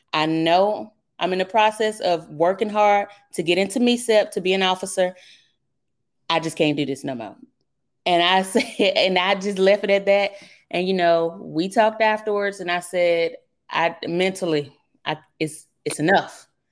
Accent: Birmingham, Alabama, United States; accent: southern; moved away; originally, I'm from Birmingham, Alabama. That's where I grew up

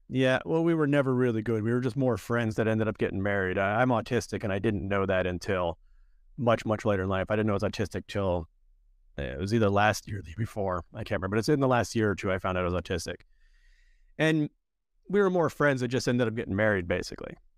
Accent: Erie, Pennsylvania, United States; moved away as an adult; also born or lived in Cyprus; now in Saint Kitts and Nevis; I was born in Erie, Pennsylvania, and I grew up in towns called Erie and Edinburgh, both of which are in Erie County

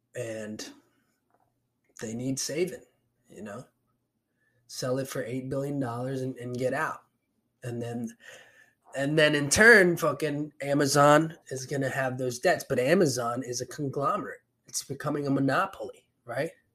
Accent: Puerto Rico; moved away; I'm from Puerto Rico

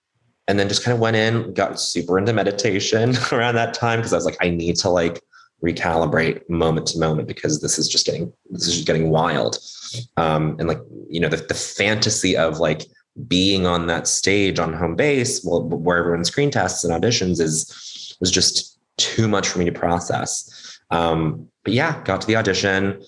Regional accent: Montreal, Quebec, Canada; now in United States; I grew up in Montreal.

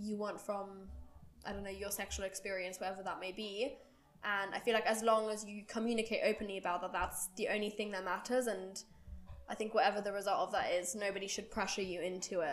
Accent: Germany; I grew up in Germany

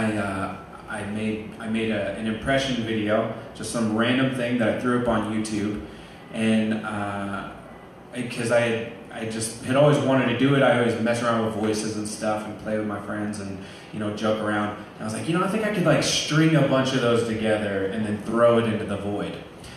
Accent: Omaha, Nebraska, United States; where are you from? I'd say, Omaha.

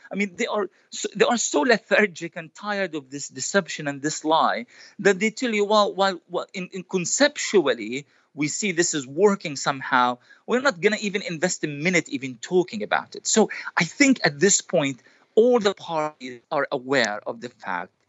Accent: Gaza, Gaza Strip, Palestine; mine being born and raised in Gaza

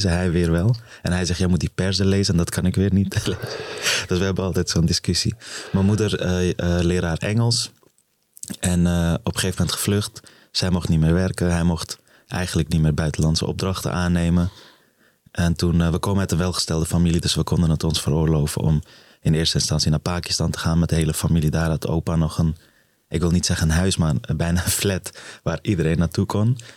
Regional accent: Afghanistan; born there; geboren in Afghanistan in een gezin van. Eh, eh, ik was de derde van eh, drie zoons, de jongste toen nog. Ehm, op een gegeven moment gevlucht voor de oorlog.

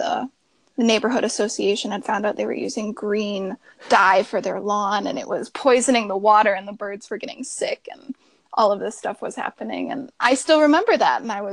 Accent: Michigan, United States; also born or lived in Minnesota; We moved from Minnesota to Michigan when I was really young

